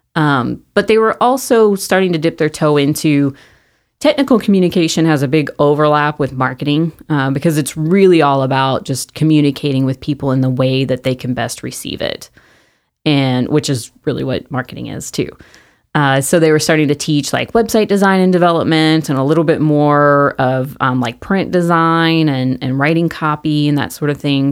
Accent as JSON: {"language": "English", "town": "Mesquite", "region": "Texas", "country": "United States", "tie": "born or raised there", "said": "I grew up in Mesquite"}